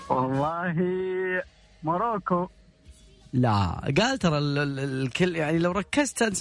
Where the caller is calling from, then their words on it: Najran, Najran Province, Saudi Arabia; أنا بكلمك من نجران